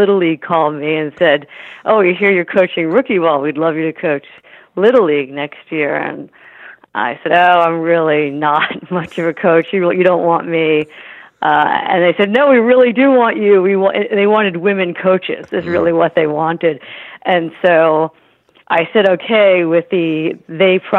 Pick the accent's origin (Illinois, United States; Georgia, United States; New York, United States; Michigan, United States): New York, United States; New York City; moved away as an adult; now in San Francisco, United States; So I grew up in New York City, closer to where you are, New York City and Chelsea. Then later my family moved to Queens